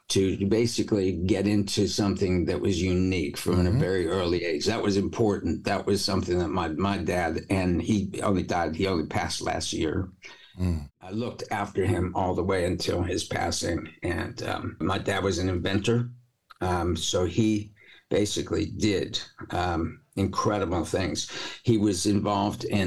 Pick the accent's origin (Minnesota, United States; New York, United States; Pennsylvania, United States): New York, United States; moved away; I'm a New Yorker originally